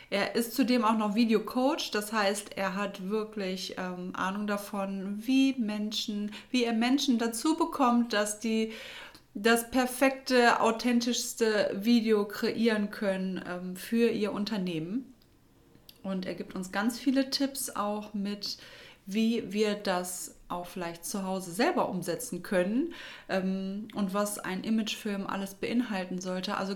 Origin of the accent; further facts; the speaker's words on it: Düsseldorf, North Rhine-Westphalia, Germany; dieses Mal hat es mich in meiner Heimat nach Düsseldorf zurückverschlagen